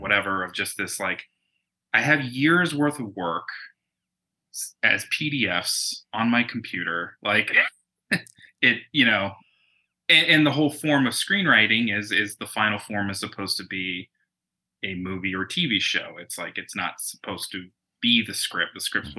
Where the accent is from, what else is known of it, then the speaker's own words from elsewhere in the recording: Tucson, Arizona, United States; moved away as an adult; now in Los Angeles, United States; I'm originally from Arizona, so from Tucson.